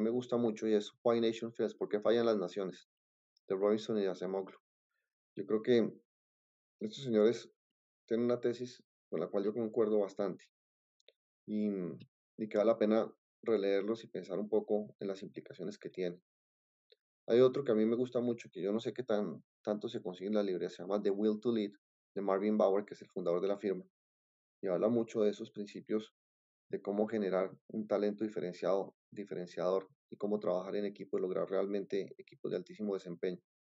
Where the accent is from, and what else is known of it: Colombia